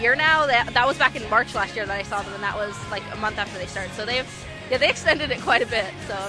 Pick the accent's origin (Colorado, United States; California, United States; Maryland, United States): California, United States; Redlands; I'm from Redlands, California.